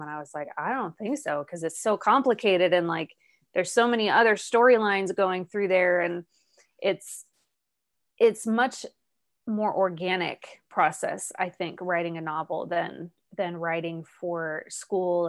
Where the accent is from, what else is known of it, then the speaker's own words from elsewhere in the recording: Arizona, United States; moved away as an adult; also born or lived in Ireland; I was born and raised in Arizona